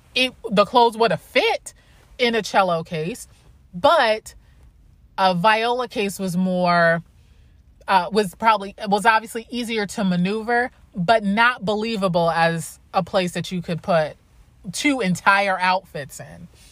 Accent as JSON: {"language": "English", "region": "New York", "country": "United States", "said": "I say that as a New Yorker"}